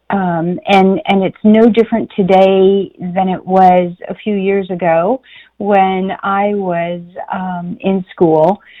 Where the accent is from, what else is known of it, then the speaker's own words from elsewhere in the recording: South Haven, Michigan, United States; Southwest Michigan, beautiful South Haven.